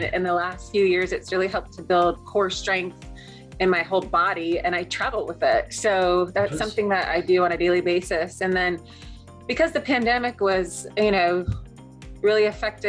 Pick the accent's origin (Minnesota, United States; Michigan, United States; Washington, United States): Washington, United States; Seattle; I'm from Seattle